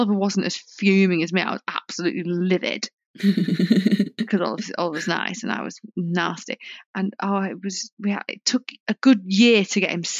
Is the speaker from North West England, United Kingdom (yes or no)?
yes; Bolton, North West England, United Kingdom; I'm from Bolton.